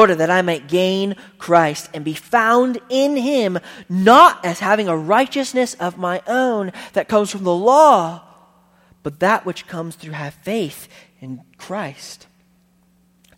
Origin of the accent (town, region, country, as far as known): United States